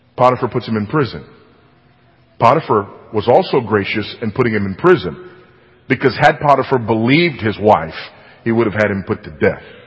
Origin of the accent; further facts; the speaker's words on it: California, United States; moved away; my home state of California